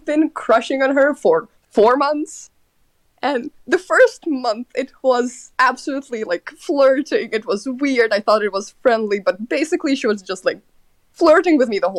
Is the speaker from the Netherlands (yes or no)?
yes; Netherlands; I'm from the people of the Dutch